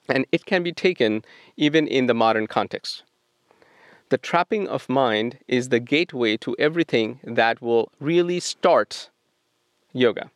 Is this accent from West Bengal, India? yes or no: yes; Kolkata, West Bengal, India; now in Portland, United States; I grew up in Calcutta, India